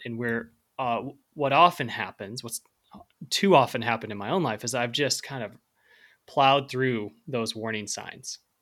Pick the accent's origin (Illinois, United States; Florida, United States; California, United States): Illinois, United States; Central; I grew up in Central Illinois